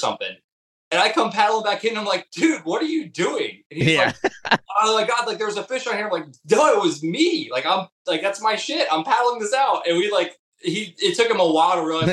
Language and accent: English; Ohio, United States; moved away as an adult; now in Florida, United States; I was born and bred, you know, raised in Ohio. I lived there until I was in my 20s.